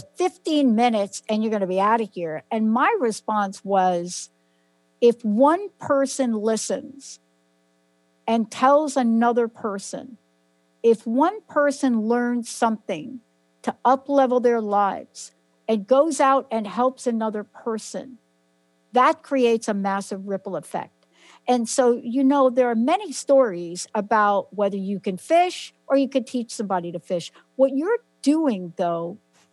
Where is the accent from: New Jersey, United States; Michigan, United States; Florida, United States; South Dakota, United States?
New Jersey, United States; moved away; also born or lived in New York; I was born in New York, lived in New Jersey most of my life